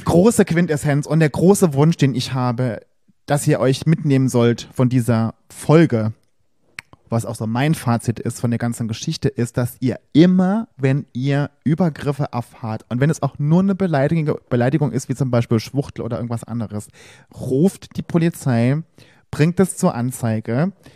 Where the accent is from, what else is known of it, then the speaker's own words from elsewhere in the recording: Saarland, Germany; now in Berlin, Germany; im Saarland, wo ich herkomme oder hier in Berlin